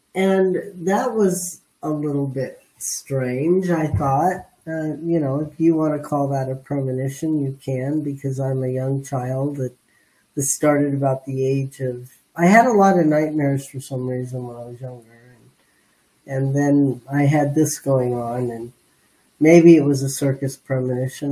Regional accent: San Fernando Valley, California, United States; I'm a Valley girl. Uh-huh. I was raised in the San Fernando Valley

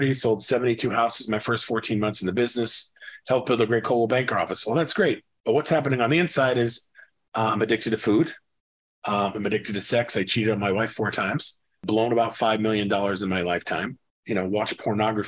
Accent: about 45 miles north of Boston, New Hampshire, United States; moved away as an adult; also born or lived in Brooklyn, New York; now in McKinney, United States; I was born in Brooklyn, New York. I grew up in the Northeast, about 45 miles north of Boston, but I've been in Texas, McKinney, Texas, north of Dallas for about 16 years.

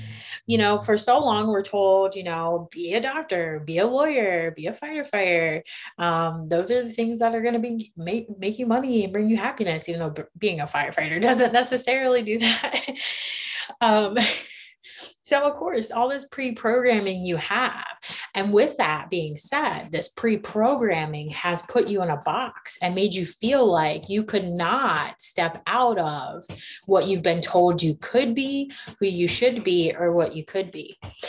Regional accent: Myrtle Beach, United States; now in Charlotte, United States; And so we're primarily based out of Charlotte, but I come from Myrtle Beach in Maryland.

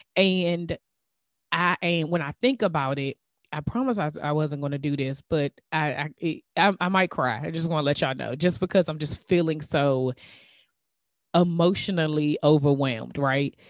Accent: DMV, United States; accent: DMV; my DMV accent

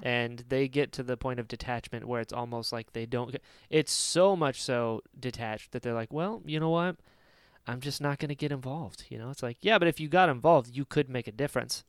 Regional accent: North Carolina, United States; I'm from North Carolina.

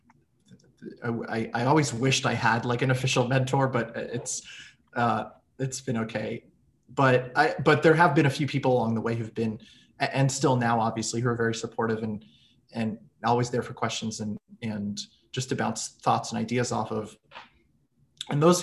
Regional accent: Israel; moved away as an adult; also born or lived in United States / New York City; I grew up in the States when I was a smaller kid, but in middle school and high school I was in Israel

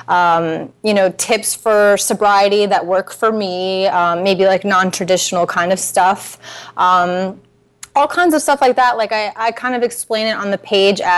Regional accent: Naples, Florida, United States; moved away; I'm from Naples

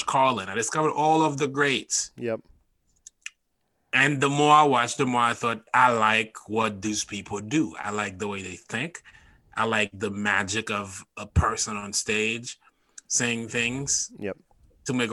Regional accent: Haiti; moved away as an adult; now in New York City, United States; I was born and raised in Haiti, and I spent my childhood there and high school, and I came to the U.S. in 2008

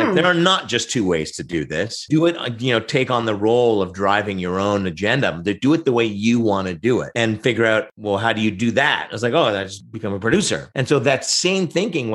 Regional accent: Oshawa, Ontario, Canada; also born or lived in Montreal, Quebec (Verdun); I'm originally from Montreal, but grew up in the south end of Oshawa in the rough and tumble

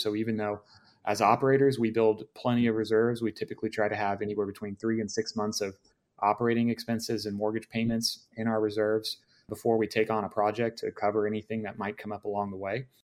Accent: Dallas, Texas, United States; now in Austin, United States; I grew up in Dallas originally, so I'm very familiar with the area

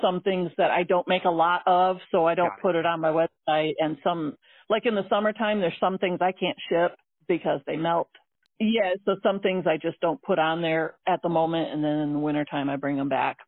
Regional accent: St. Joseph, Michigan, United States; now in South Bend, United States; I grew up in St. Joe.

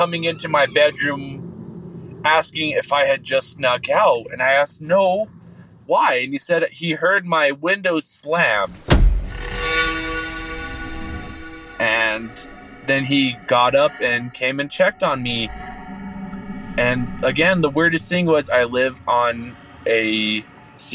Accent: New Mexico, United States; I grew up in New Mexico. I still live here.

